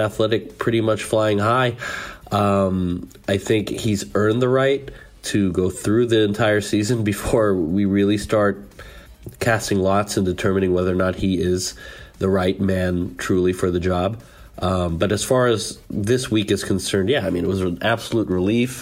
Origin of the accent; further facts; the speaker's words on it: San Francisco, California, United States; I'm from San Francisco, I'm part Basque and I have family over here